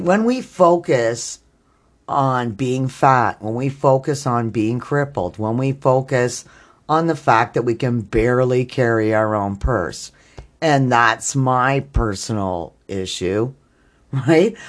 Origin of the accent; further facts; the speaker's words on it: Canada; I'm Canadian